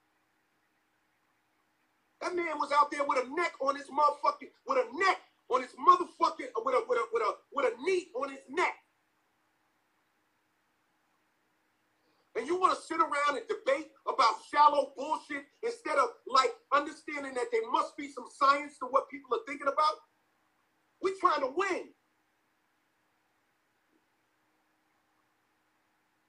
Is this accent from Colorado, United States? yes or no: no; New York City, New York, United States; I'm from Farmers Boulevard in Queens, New York. We don't play like that. I was born and raised in the hood.